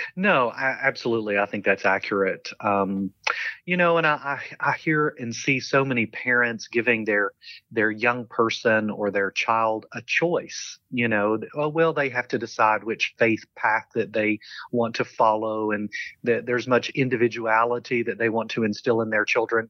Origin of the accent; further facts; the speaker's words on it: London, Kentucky, United States; accent: Southern; moved away; I grew up in a small town called London